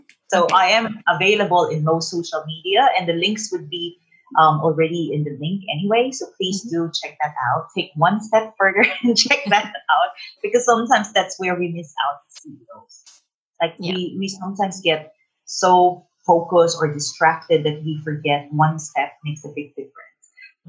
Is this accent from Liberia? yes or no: no; Philippines; first language Tagalog; Oh, it's English, of course. My native language, which is Tagalog, Filipino. It's actually the official dialect in the Philippines, Tagalog, and Chinese, Mandarin.